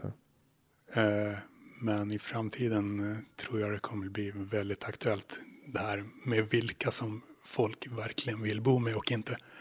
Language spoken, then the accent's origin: Swedish; Luleå, Norrbotten County, Sweden; moved away as an adult; now in Åland, Finland; där jag växte upp, till exempel i Luleå